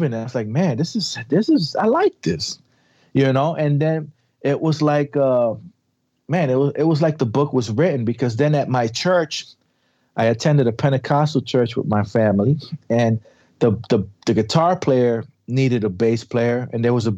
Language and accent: English; New York City, New York, United States; I was raised in the South Bronx